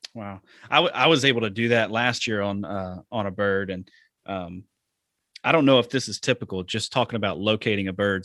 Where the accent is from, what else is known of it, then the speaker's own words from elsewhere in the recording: Alabama, United States; also born or lived in the South; now in Wisconsin, United States; I'm from Alabama